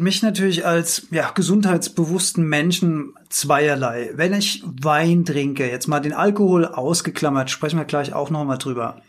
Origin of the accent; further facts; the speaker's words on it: Rheinhessen, Rhineland-Palatinate, Germany; Die andere Stimme in mir ist der reuhessische Genießer. Ich bin ja hier in Weinbergen sozusagen aufgewachsen